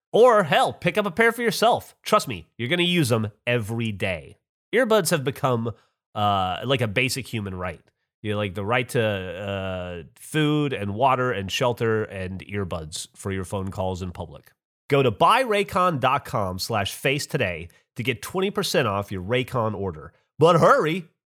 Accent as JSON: {"language": "English", "region": "Alabama", "country": "United States", "tie": "born or raised there", "said": "I grew up in Alabama"}